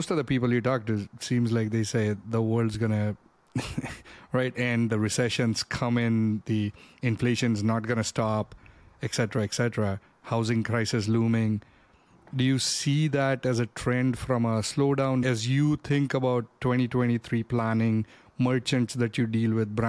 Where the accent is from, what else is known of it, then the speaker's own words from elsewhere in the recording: India; moved away; Growing up, I grew up in India